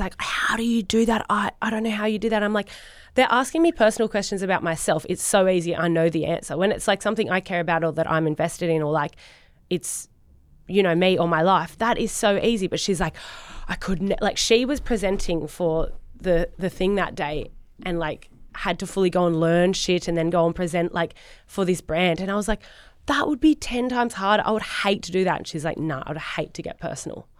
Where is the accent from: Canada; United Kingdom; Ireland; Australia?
Australia; Sydney, New South Wales; moved away as an adult; now in Gold Coast, Australia; Grew up in Sydney, in Narrabeen.